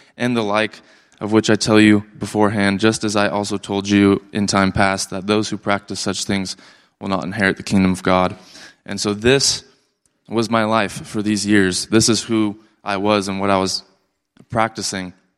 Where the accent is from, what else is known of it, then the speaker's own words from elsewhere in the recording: Port Angeles, Washington, United States; I was born and raised in Port Angeles, Washington